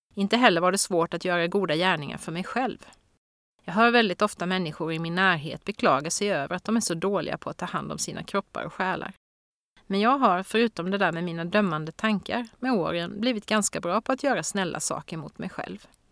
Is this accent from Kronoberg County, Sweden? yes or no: yes; Växjö, Kronoberg County, Sweden; min hemstad Växjös